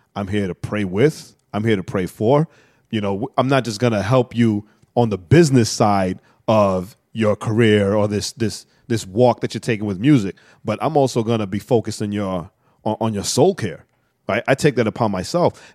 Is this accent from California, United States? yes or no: no; New York, United States; I'm straight from New York, projects